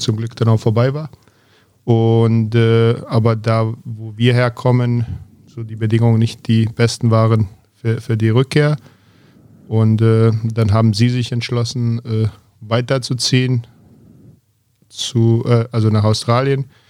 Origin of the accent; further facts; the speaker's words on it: Zvornik, Republika Srpska, Bosnia & Herzegovina; also born or lived in Belgrade, Serbia; now in Berlin, Germany; Ansonsten in Bosnien aufgewachsen